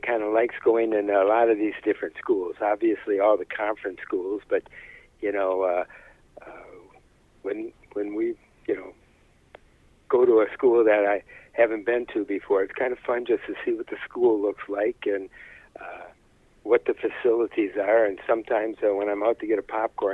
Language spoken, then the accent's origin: English; Saginaw, Michigan, United States; now in Freeland, United States; I'm from Saginaw